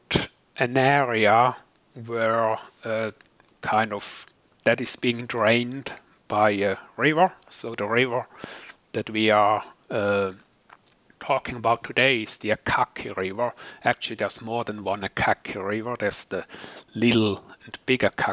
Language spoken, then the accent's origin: English; German-speaking Switzerland, Switzerland; moved away as an adult; also born or lived in United States; now in Newcastle, United Kingdom; As you can maybe guess from my accent, I'm not British, but originally from Switzerland, kind of the German-speaking part of the world.